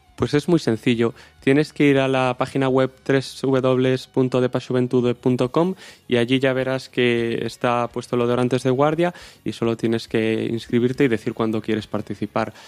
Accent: O Porriño, Galicia, Spain; soy de Porriño

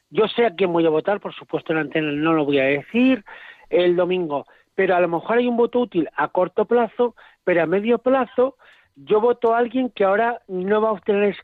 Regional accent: Cantabria, Spain; soy nacido en Cantabria

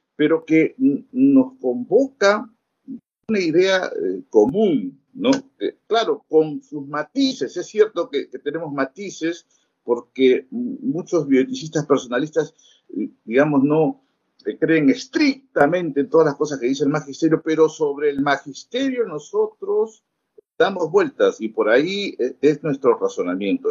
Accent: Peru; somos del Perú

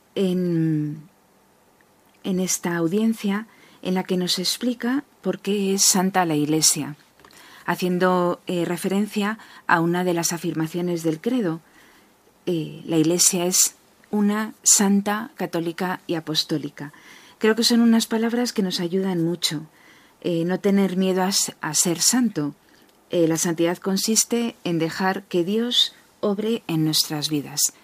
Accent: Madrid, Community of Madrid, Spain; Estamos en Madrid, algunos somos de Madrid

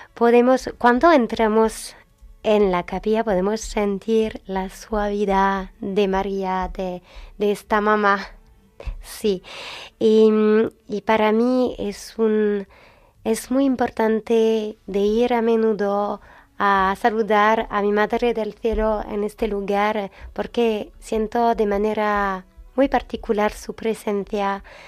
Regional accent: France; Spanish is a second language; Francia es la hija mayor de la iglesia, entonces no somos, Francia no es siempre fiel a su bautizo, mm. pero tenemos fuerzas espirituales en Francia

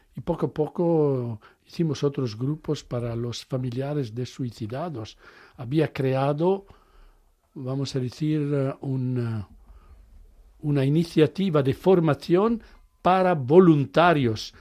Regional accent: Italy; Spanish is a second language; moved away; yo soy italiano, hablo el inglés como hablo el español

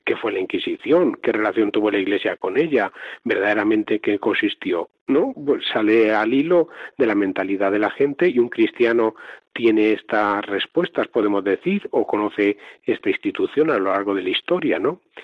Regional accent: Talavera de la Reina, Castilla-La Mancha, Spain; soy natural de Talavera de la Reina, en la diócesis de Toledo

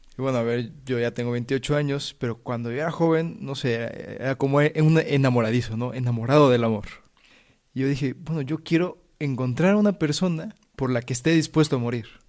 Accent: Puebla, Mexico; moved away as an adult; now in Spain; soy de México, nací en Puebla

